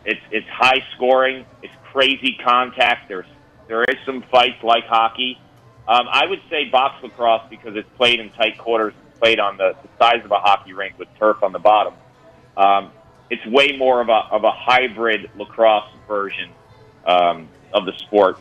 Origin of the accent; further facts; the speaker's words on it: New York City, New York, United States; I was born in the Bronx, in New York. So yes, no, yes. I'm I'm New York through and through